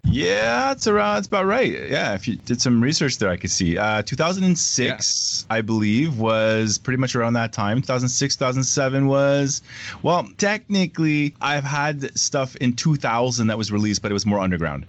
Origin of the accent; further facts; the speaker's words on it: Canada; it was difficult as a Canadian artist